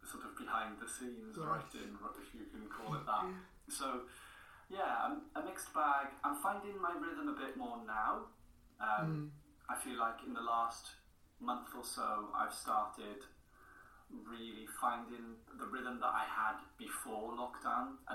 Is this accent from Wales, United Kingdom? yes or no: yes; Porthcawl, Wales, United Kingdom; first language English; I'm from Porthcawl, so we're a small town.